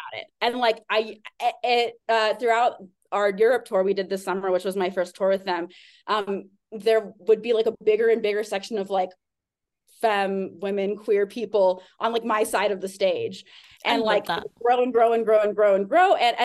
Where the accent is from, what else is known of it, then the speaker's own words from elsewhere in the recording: Austin, Texas, United States; also born or lived in Arkansas / Harlem, New York / Los Angeles; now in New York, United States; I grew up in Austin, Texas.